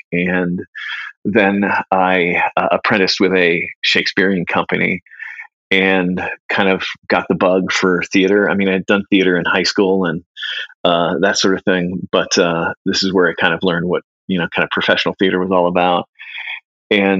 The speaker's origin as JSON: {"language": "English", "region": "Northern California", "country": "United States", "tie": "born or raised there", "also_born_or_lived": "San Jose, California", "moved": "yes", "lives_now": "Columbus, United States", "said": "I grew up in Northern California. I was born in San Jose"}